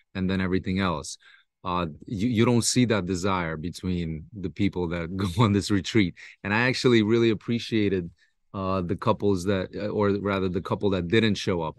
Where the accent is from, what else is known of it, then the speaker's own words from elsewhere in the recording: United States; I grew up in New York, New Jersey, Brooklyn area